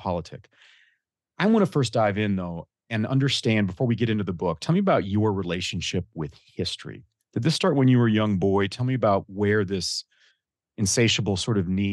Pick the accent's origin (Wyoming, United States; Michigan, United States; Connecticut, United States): Michigan, United States; my home state of Michigan